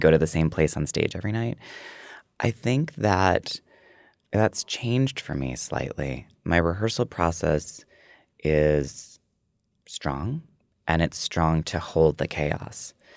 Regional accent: Prairie du Sac, Wisconsin, United States; moved away; when I was a kid, I think it was twenty-five hundred. It was Prairie du Sac and then Sauk City

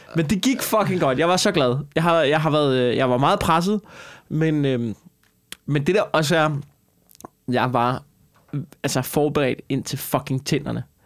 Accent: Skanderborg, Central Denmark Region, Denmark; jeg kommer fra Skanderborg.

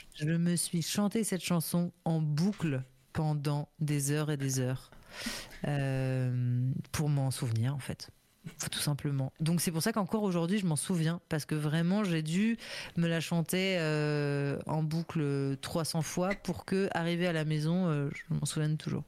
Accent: Paris, Île-de-France, France; j'étais à l'école primaire Alexandre Dumas, dans le 11e

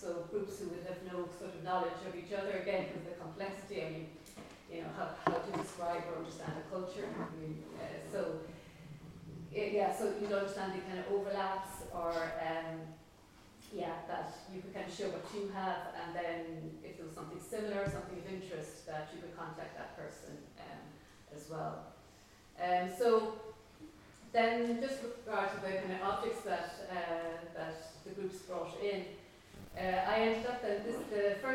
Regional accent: Cork, Munster, Ireland; I'm from Cork.

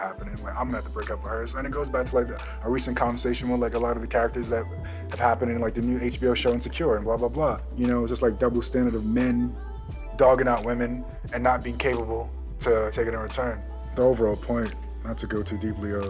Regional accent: Jamaica; moved away; I'm Jamaican, straight from Yard

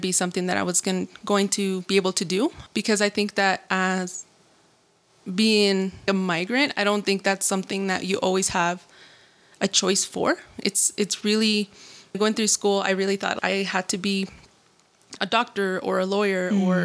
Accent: Denver, Colorado, United States; also born or lived in Luis Moya, Zacatecas, Mexico / Hays, Kansas; I am originally from Luis Moya, Zacatecas, and my family and I migrated to the U.S. in the early 2000s when I was 7 years old. And I was raised for most of my life in Denver

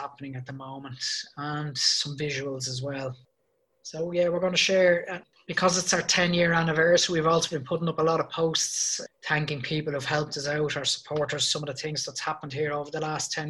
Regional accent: Ireland; I'm Irish.

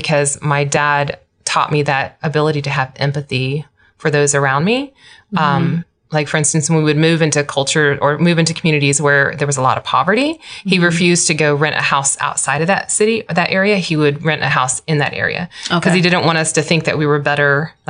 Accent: Guam; born there; I was born on the mission field. I was born in Timon and Guam.

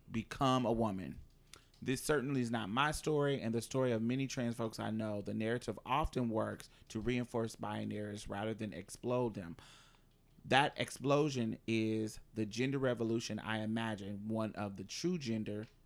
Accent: Mobile, Alabama, United States; I grew up in Mobile, Alabama.

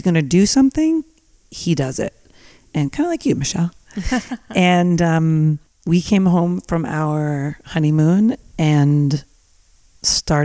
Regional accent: New Jersey, United States; now in Napa Valley, United States; I grew up in New Jersey

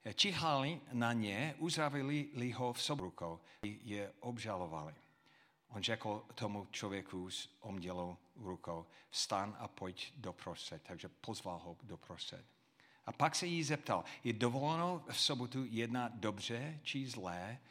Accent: United States; Czech is a second language; now in Czech Republic; jako Američan

